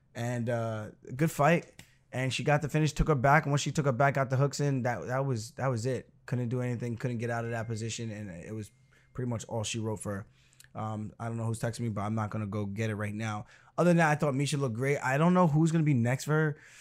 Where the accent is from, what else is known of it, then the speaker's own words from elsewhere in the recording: Roosevelt, New York, United States; also born or lived in Uniondale, New York; I grew up in Roosevelt until my seventh grade year, so I finished all the way through sixth grade, graduated elementary school